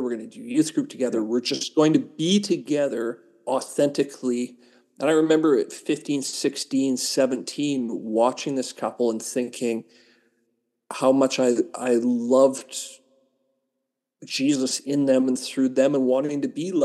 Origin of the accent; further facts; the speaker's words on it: St. Paul, Alberta, Canada; I grew up in St. Paul, Alberta